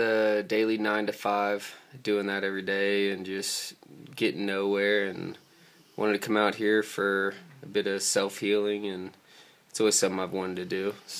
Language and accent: English; Montrose, Colorado, United States; from Montrose, Colorado.